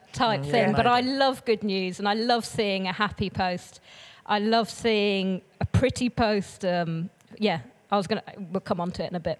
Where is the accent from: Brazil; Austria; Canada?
Brazil; So I grew up in Brazil. I was a missionary kid, and then I did international development at uni.